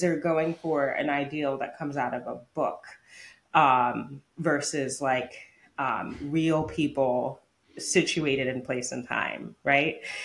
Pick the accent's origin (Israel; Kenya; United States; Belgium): United States; as an American.